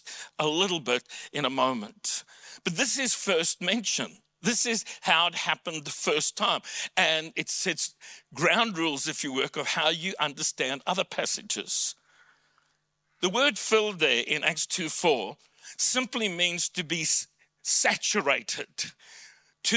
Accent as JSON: {"language": "English", "country": "South Africa", "accent": "South African", "first_language": "English", "moved": "yes", "lives_now": "Australia", "said": "For me, my mother tongue is English with a South African accent."}